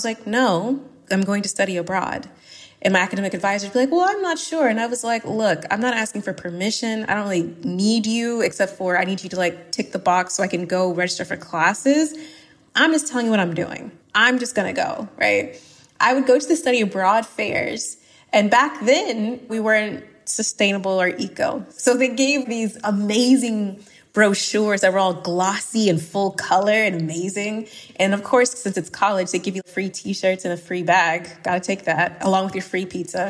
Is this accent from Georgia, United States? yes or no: yes; Suwanee, Georgia, United States; moved away as an adult; also born or lived in Barcelona, Spain / La Rioja, Spain; now in Valencia, Spain; I'm from Suwanee, Georgia